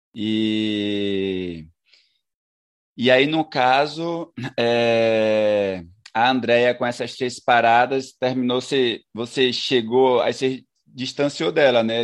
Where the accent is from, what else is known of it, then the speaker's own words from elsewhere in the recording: Brazil; enquanto brasileiro